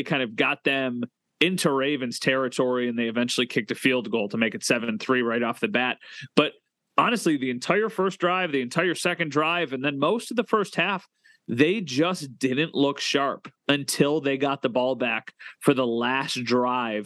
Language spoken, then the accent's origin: English; Western New York, United States; growing up in Western New York